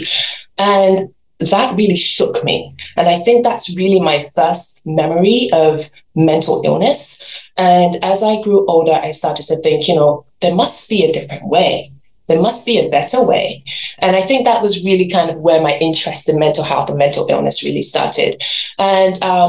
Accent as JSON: {"language": "English", "region": "England", "country": "United Kingdom", "tie": "born or raised there", "also_born_or_lived": "Nigeria", "moved": "as an adult", "lives_now": "Canada", "said": "So I was born in Nigeria, I grew up in England, and now live in Canada, and I've been here for 20 years"}